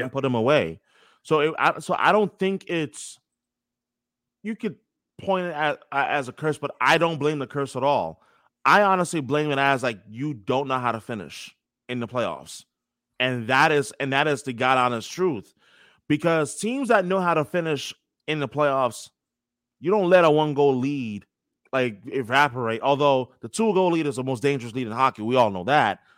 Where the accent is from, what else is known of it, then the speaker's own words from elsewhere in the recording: New York City, New York, United States; I was a young, uh, kid growing up in New York City, New York